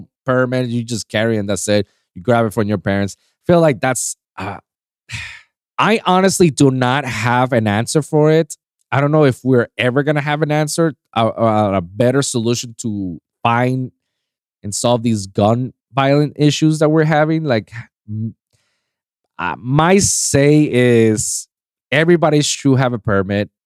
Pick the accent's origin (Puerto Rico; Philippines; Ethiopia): Puerto Rico; moved away; I left Puerto Rico, my hometown